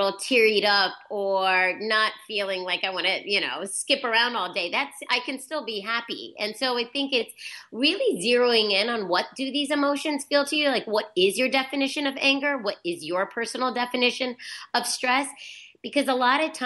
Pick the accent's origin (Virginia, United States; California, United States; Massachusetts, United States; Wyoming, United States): Virginia, United States; now in New York, United States; I'm from Virginia and I came to New York